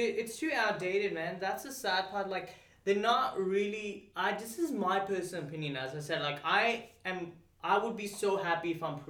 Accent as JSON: {"language": "English", "country": "Pakistan", "said": "Sorry, dude, I'm Pakistani. I can't pronounce anything. I sound half American, half Australian. Then the Pakistani in me comes out."}